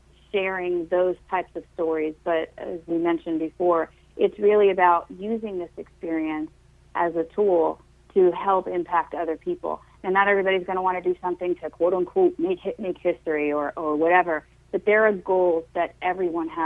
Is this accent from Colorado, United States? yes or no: no; Long Island, New York, United States; I'm from Long Island